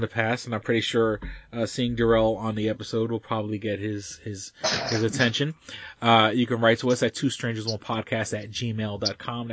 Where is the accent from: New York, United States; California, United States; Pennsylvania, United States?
New York, United States; New York City; moved away; When I was a kid, I grew up in Manhattan